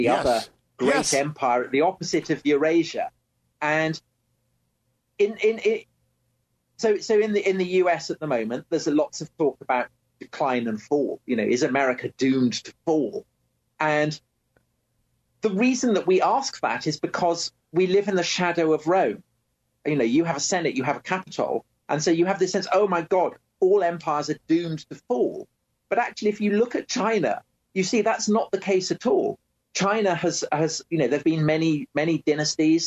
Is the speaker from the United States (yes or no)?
no; England, United Kingdom; I'm English.